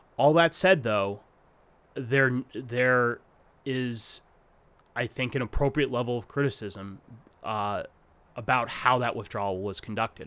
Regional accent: Arizona, United States; I grew up in Arizona

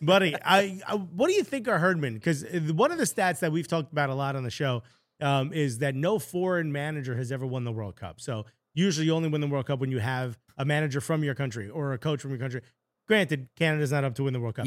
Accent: Newark, New Jersey, United States; I grew up in Newark

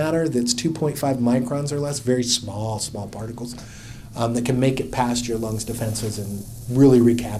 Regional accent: Oakland, California, United States; I grew up in Oakland

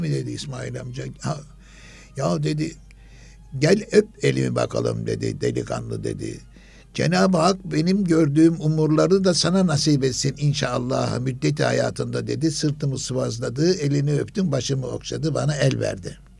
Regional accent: Istanbul, Turkey; İstanbul Fatih doğumluyum ben.

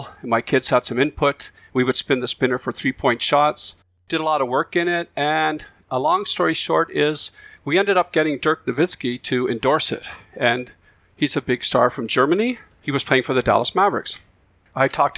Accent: Cape Breton, Nova Scotia, Canada; accent: Cape Bretoner; now in Victoria, Canada; I grew up in Cape Breton, Nova Scotia, on the East Coast

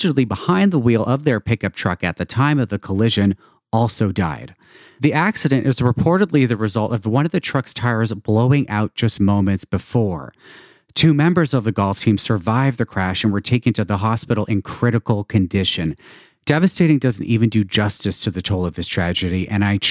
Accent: Toronto, Ontario, Canada; Toronto, my hometown

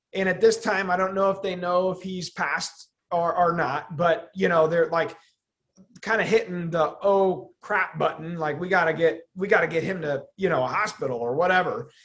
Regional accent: Midwest, United States; we grew up in the Midwest and we're just a Midwestern company

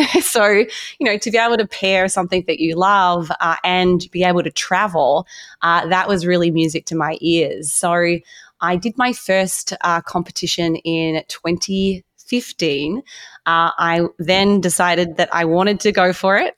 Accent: Australia; moved away as an adult; now in United States; I grew up in Australia

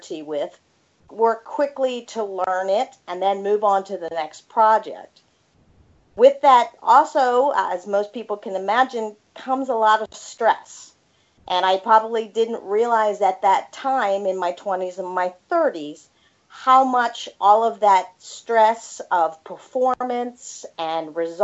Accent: Annapolis, Maryland, United States; also born or lived in Massachusetts; I am actually originally from the Annapolis, Maryland area

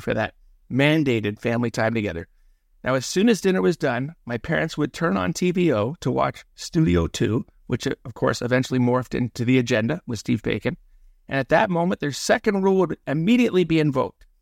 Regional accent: Toronto, Ontario, Canada; growing up in the Willowdale Postal District of Mel Aspen's North York

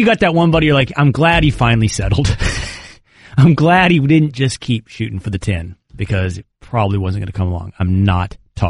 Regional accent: Texas, United States; I'm from Texas.

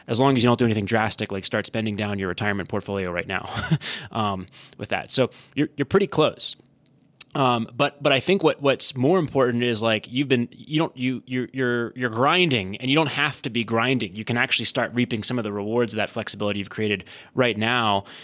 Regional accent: Howard County, Maryland, United States; I am from Howard County, Maryland, right around the corner. That's where I grew up.

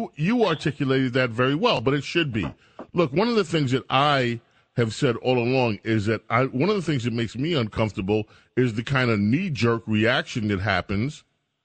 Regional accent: New York City, New York, United States; also born or lived in Brooklyn; I grew up in Jamaica, Queens

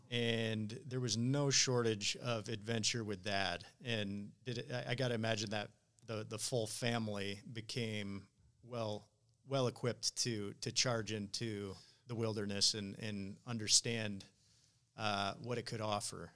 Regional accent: Michigan, United States; around my hometown of Michigan

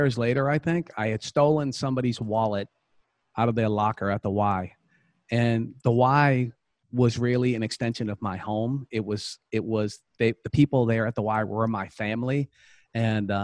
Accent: Boston, Massachusetts, United States; I'm from Boston, Massachusetts. And, you know, I grew up in a home.

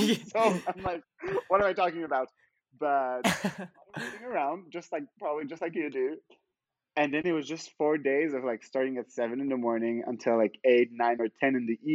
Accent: Monaco; I'm from Monaco

